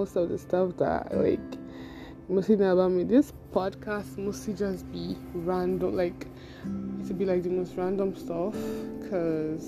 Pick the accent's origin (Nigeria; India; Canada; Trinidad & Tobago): Nigeria; Igbo, Igboland; now in Lagos, Nigeria; I'm from the Igbo tribe of Nigeria